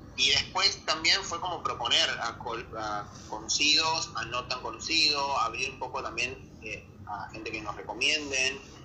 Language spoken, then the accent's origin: Spanish; Barranqueras, Chaco, Argentina; moved away as an adult; also born or lived in Resistencia, Chaco; now in Buenos Aires, Argentina; Voy a ir a vivir en Resistencia, porque yo soy de Barranqueras, que es una localidad pegada a la capital de Chaco